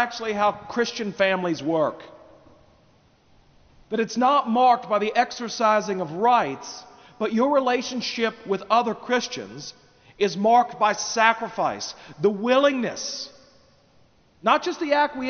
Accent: United States; as American citizens in the 21st century

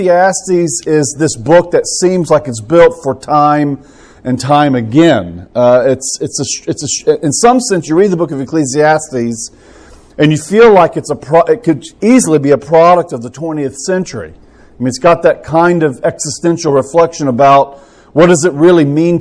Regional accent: Tampa, Florida, United States; now in Birmingham, United States; I'm from Tampa, Florida

